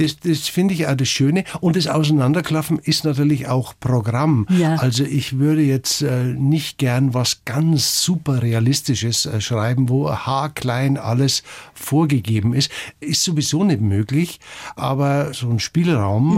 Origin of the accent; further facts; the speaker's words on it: Garmisch-Partenkirchen, Bavaria, Germany; ich bin in Garmisch zur Schule gegangen